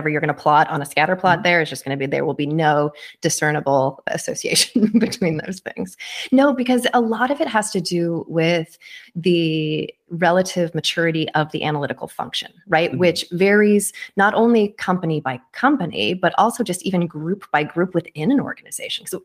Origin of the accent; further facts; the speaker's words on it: Kitsap Peninsula, Washington, United States; I grew up on the Kitsap Peninsula across the water from there